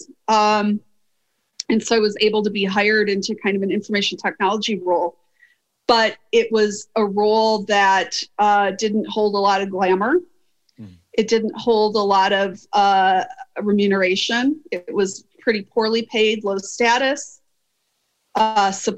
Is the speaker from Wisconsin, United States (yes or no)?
yes; Wisconsin, United States; I'm from Wisconsin